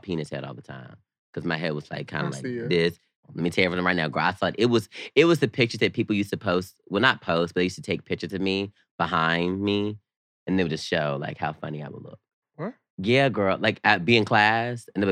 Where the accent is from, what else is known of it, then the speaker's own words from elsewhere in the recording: the South, United States; me growing up in the South